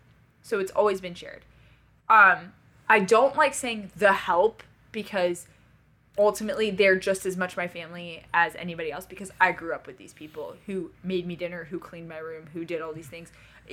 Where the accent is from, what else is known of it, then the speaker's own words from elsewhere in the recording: Paris, Île-de-France, France; I, born and raised in Paris, France, to a French family, a very wealthy French family.